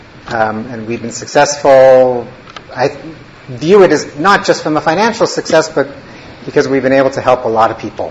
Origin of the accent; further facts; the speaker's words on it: Winnipeg, Manitoba, Canada; moved away as an adult; also born or lived in Toronto; I grew up in Winnipeg, Manitoba, Canada